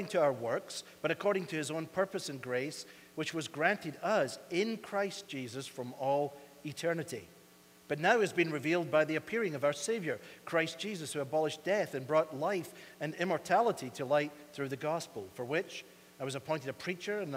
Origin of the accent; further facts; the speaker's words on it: Scotland, United Kingdom; now in United States; we Scots